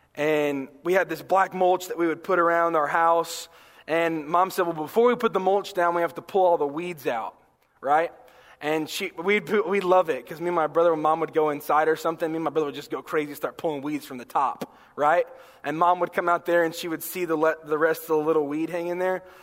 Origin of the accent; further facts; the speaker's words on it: North Carolina, United States; growing up in North Carolina